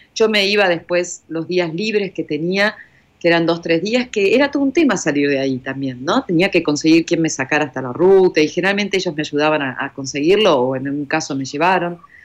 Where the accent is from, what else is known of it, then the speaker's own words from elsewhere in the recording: Argentina; acá en Argentina, vos lo sabés, tomamos café, medialunas o mate